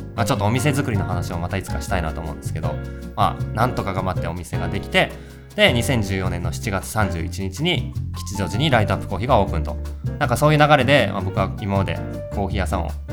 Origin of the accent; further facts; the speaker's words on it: West Tokyo, Japan; 僕が西東京出身